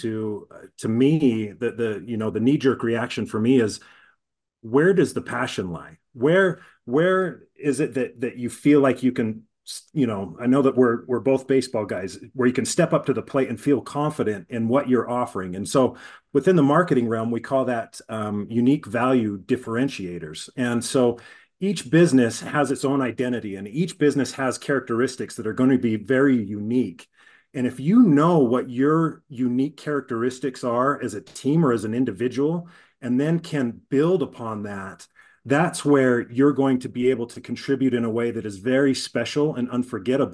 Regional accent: Utah, United States; I'm born and raised in Utah

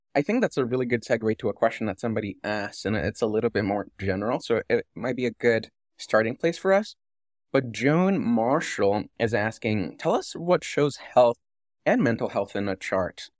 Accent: Canada; being Canadian and not knowing any French

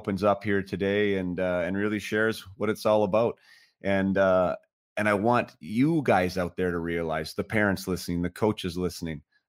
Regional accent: Vernon, British Columbia, Canada; my hometown, and that hometown is Vernon, British Columbia

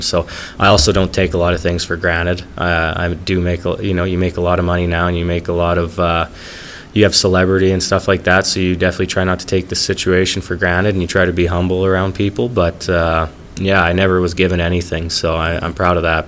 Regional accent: Lethbridge, Alberta, Canada; my hometown team

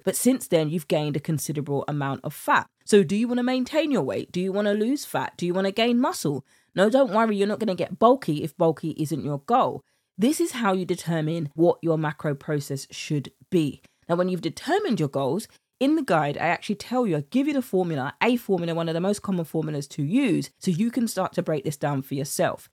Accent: United Kingdom; accent: British; my British accent

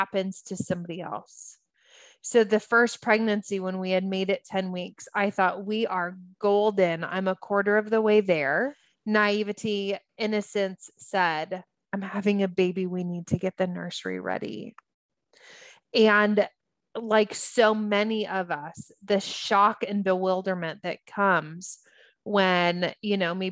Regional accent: United States; also born or lived in Los Angeles; as an American, it was my family, my people

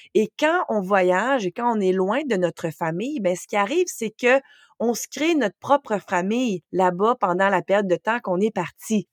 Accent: Quebec, Canada; first language French; moved away as an adult; J'ai quitté le Québec à l'âge de 18 ans

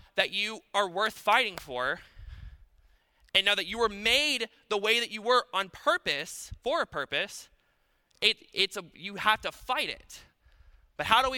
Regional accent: Paulding County, Georgia, United States; I'm from Paulding County, and we're fix-it people

